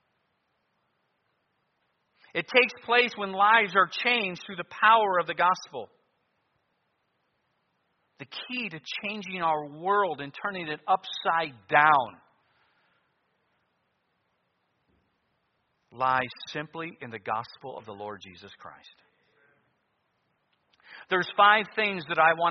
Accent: United States; being an American

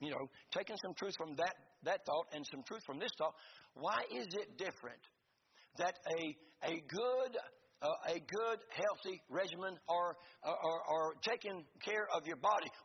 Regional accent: Florida, United States; we're from Florida.

